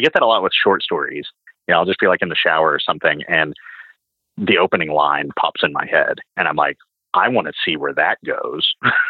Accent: the South, United States; And growing up in the South, obviously like trucking culture, you know, is bigger there, and especially when I was a kid.

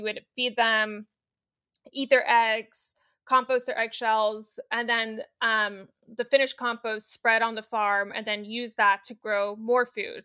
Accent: New York City, New York, United States; I grew up in New York City

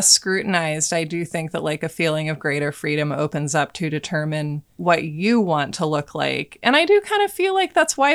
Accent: Portland, United States; growing up in Portland

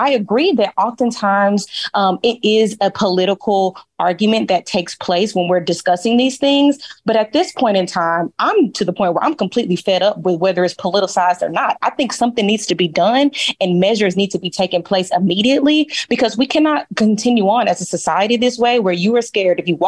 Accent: Dallas, Texas, United States; y'all know I'm from Dallas, Texas.

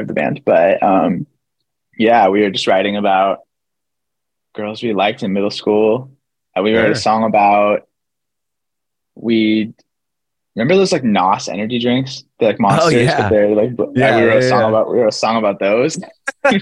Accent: Kent, Washington, United States; moved away as an adult; also born or lived in Arizona; now in Los Angeles, United States; I was born and raised in a place called Kent, Washington.

